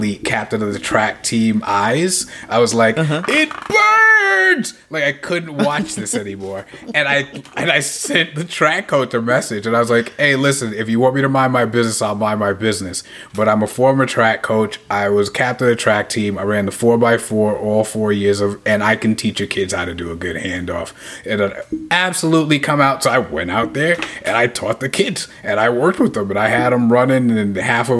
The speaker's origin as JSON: {"language": "English", "town": "New York City", "region": "New York", "country": "United States", "said": "I'm a New Yorker"}